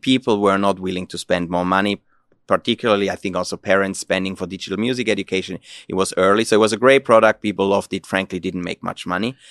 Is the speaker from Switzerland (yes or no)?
yes; Switzerland; moved away as an adult; now in Finland; I'm originally from Switzerland